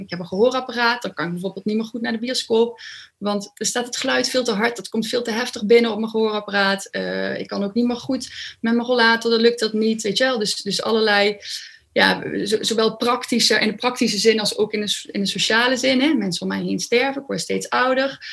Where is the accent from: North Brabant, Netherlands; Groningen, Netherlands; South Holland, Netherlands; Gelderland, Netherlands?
North Brabant, Netherlands; Overloon; moved away as an adult; now in Nijmegen, Netherlands; ik kom uit een klein dorpje in Brabant. En ehm, ik ben toen ik 22 was naar Nijmegen verhuisd.